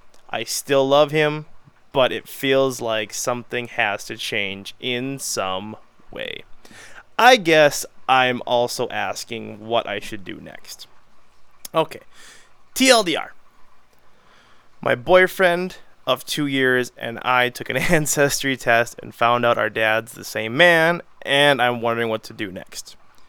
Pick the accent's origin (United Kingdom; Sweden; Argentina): United Kingdom; England; I'm English, and my boyfriend, Spanish.